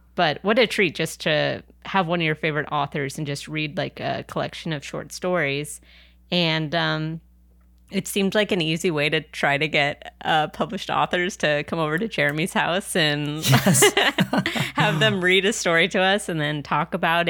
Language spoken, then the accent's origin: English; San Diego, California, United States; also born or lived in New York / Anaheim; now in Los Angeles, United States; I'm originally from San Diego